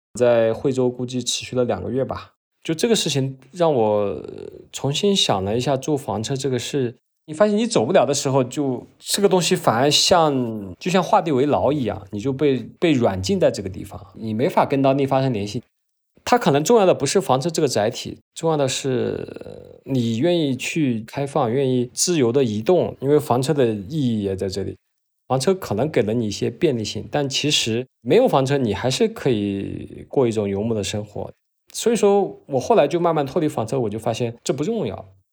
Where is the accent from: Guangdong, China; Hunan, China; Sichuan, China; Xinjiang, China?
Hunan, China; moved away; also born or lived in Dali; 我来自湖南，今年将近四十了吧